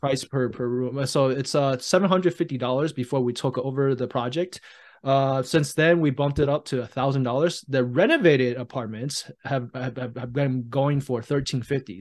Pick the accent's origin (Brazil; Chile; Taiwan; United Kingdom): Taiwan; moved away; I was born and raised in Taiwan